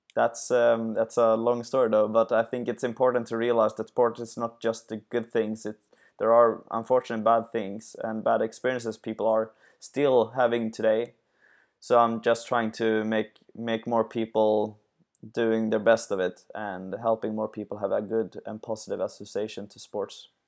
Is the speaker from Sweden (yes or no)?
yes; Sweden; I'm from Sweden